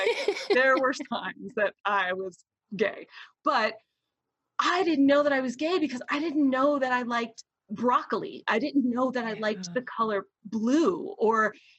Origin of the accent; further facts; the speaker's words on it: Deep South, United States; I was raised in the Deep South.